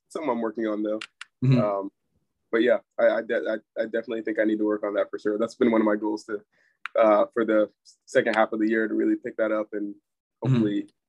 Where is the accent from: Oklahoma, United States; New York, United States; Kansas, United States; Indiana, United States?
Indiana, United States; also born or lived in Columbus, Ohio; So I grew up in Columbus, Ohio for a little bit. Then my family moved to Indiana in 2009.